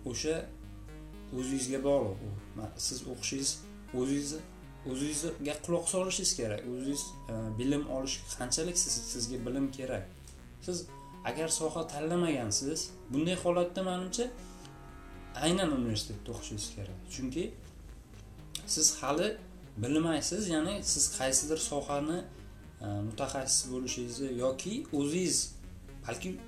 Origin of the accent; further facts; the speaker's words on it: Bukhara Region, Uzbekistan; moved away as an adult; also born or lived in Tashkent, Uzbekistan; now in Latvia; chet elga o'qishga kelishimgacha bo'lgan vaqt davomida deyarli toshkentda e, buxorodan kelib